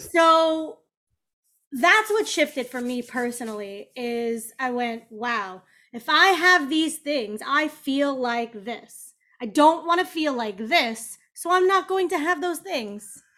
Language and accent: English; Kansas City, United States; moved away; also born or lived in Chicago; Kansas City